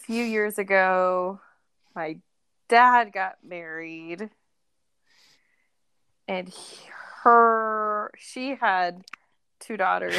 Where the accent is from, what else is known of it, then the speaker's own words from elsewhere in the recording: Boise, Idaho, United States; also born or lived in Mountain Home, Idaho; I'm from Idaho